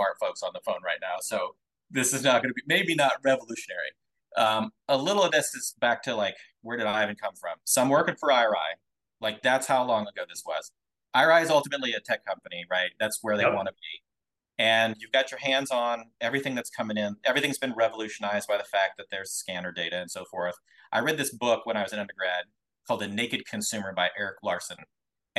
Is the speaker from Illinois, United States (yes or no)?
no; Twin Falls, Idaho, United States; I grew up in Idaho, tiny little town called Twin Falls